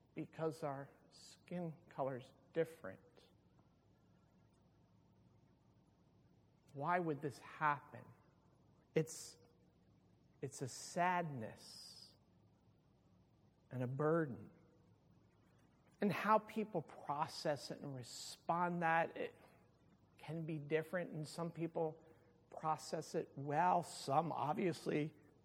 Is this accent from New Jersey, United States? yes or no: yes; Pleasantville, New Jersey, United States; I grew up in Pleasantville, and I can remember as a teenager in the mid-70s